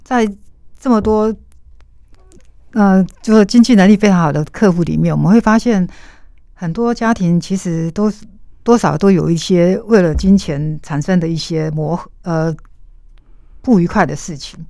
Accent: Hualien County, Taiwan; 我在花莲长大，我父亲是我开公车的嗯哼，那我妈妈在工厂上班

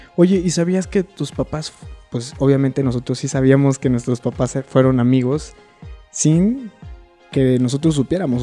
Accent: Querétaro, Mexico; moved away as an adult; also born or lived in China; la ciudad de Querétaro, que paréntesis es la ciudad donde yo nací.

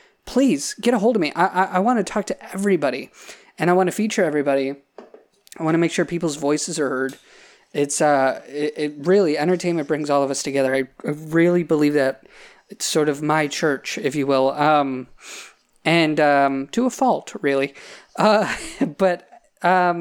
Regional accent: Salamanca, New York, United States; I grew up in Salamaca in Cattaraugus County, couldn't be farther away from Hollywood

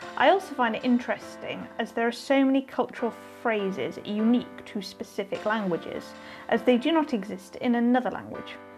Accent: United Kingdom; As a British person

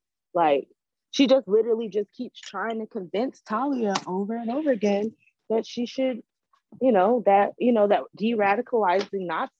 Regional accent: United States; I'm an American.

